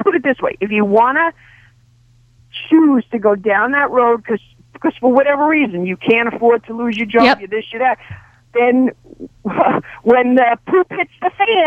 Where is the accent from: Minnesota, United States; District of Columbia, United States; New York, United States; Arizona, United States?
New York, United States; New York City; moved away as an adult; I'm from Brooklyn